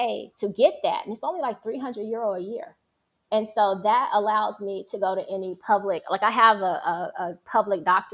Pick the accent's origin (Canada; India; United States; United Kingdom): United States; moved away as an adult; now in Rome, Italy; I'm from the States